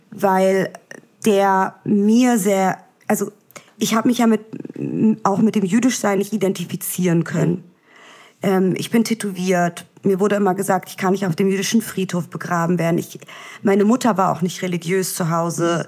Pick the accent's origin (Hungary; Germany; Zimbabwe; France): Germany; Berlin; also born or lived in Vienna, Austria; gezeugt wurde ich in Israel, geboren in Wien, aufgewachsen in Berlin